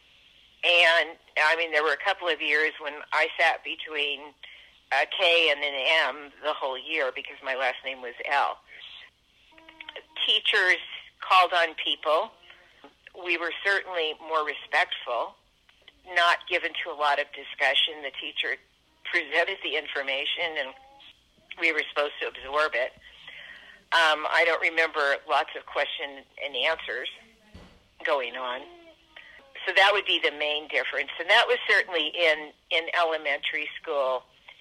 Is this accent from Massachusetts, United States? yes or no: no; San Francisco, California, United States; I grew up in San Francisco in the 1950s and early 1960s